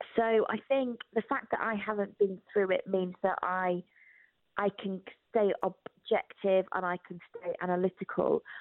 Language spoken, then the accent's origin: English; United Kingdom; I didn't grow up in Albania, I grew up in Britain